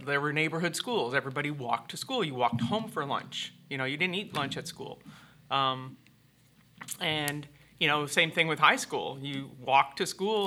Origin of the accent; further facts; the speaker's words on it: Hamilton, Ontario, Canada; moved away as an adult; now in United States; I always thought it was a small town, Hamilton, Ontario